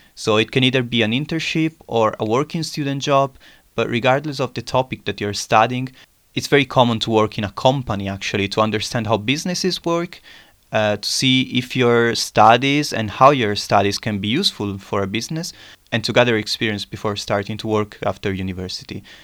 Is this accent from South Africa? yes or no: no; Italy; moved away as an adult; also born or lived in Trieste, Italy / Bremen, Germany; now in Munich, Germany; a city which is less than one hundred kilometers far away from my hometown.